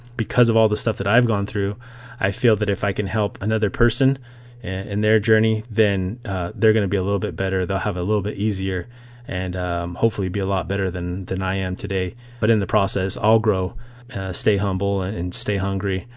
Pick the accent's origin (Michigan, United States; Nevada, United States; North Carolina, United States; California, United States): Nevada, United States; Las Vegas; I grew up in Las Vegas, Nevada